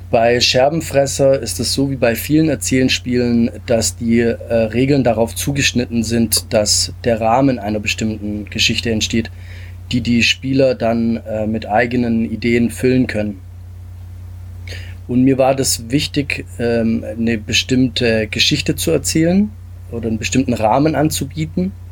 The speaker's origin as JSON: {"language": "German", "town": "Stuttgart", "region": "Baden-Württemberg", "country": "Germany", "tie": "born or raised there", "also_born_or_lived": "Italy", "said": "ähm, lebe und bin aufgewachsen in Stuttgart und Umgebung, komme ursprünglich aus Italien"}